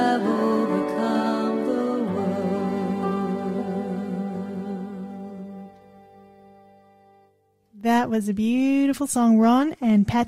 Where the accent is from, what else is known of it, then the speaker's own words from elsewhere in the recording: Sydney, New South Wales, Australia; when I was growing up in Sydney